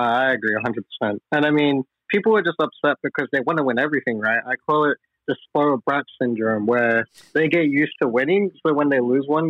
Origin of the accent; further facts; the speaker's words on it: Australia; I'm from Australia.